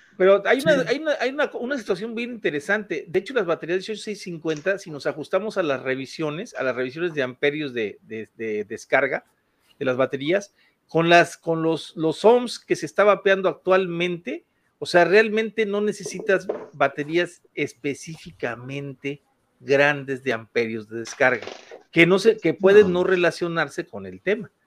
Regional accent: Ciudad Valles, San Luis Potosí, Mexico; moved away; also born or lived in Mexico City; salí de la Ciudad de México y me vine a mi tierra natal, que de aquí, yo de aquí soy

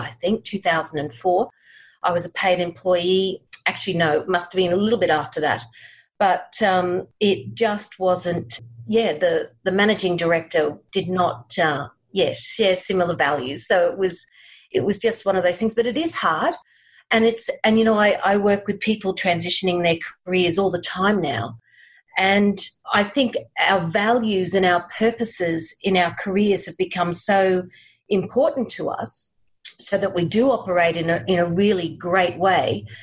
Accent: Brisbane, Queensland, Australia; also born or lived in United Kingdom; I'm from Brisbane, Australia. Grew up here in Brisbane.

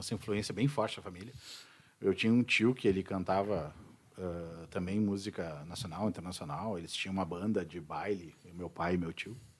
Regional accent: Bento Gonçalves, Rio Grande do Sul, Brazil; era Serra Gaúcha, sou de Bento Gonçalves.

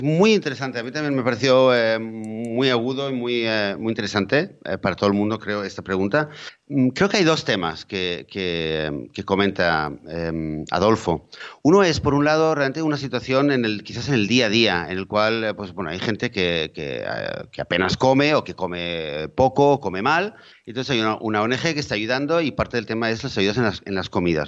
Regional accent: Spain; yo en mi país, eh, eh, en España

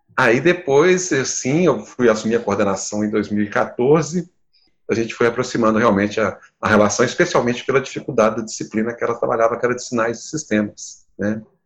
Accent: Campo das Vertentes, Minas Gerais, Brazil; sou do, do campo das vertentes, aqui de Minas, não sou de Belo Horizonte

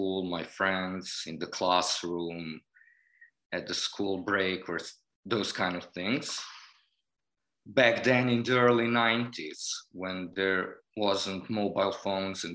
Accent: Novi Sad, Vojvodina, Serbia; I was born and raised in Novi Sad, Serbia

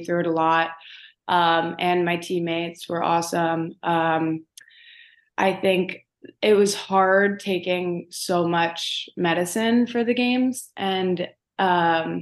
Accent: Baltimore, Maryland, United States; also born or lived in Owings Mills, Maryland; originally I grew up in Baltimore, like closer to the city.

